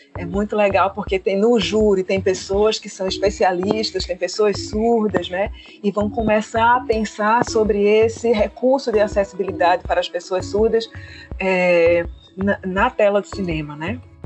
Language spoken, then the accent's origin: Portuguese; Pernambuco, Brazil; a gente aqui como boa pernambucana